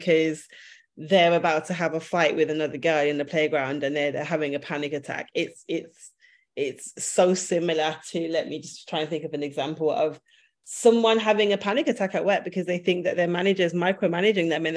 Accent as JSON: {"language": "English", "town": "Birmingham", "region": "West Midlands", "country": "United Kingdom", "moved": "as an adult", "lives_now": "London, United Kingdom", "said": "I'm from Birmingham. I've lived in London for the last 10 years"}